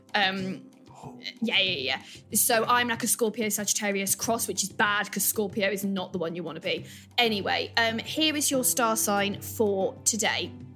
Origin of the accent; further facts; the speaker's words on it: Evesham, West Midlands, United Kingdom; I'm from a little town called Evesham in Worcestershire